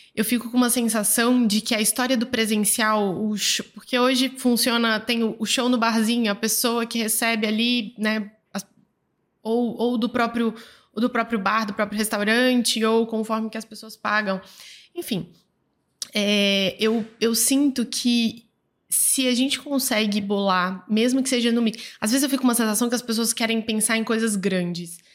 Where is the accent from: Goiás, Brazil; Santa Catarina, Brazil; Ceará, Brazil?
Goiás, Brazil; Goiânia; aqui em Goiânia, eu sou de Goiânia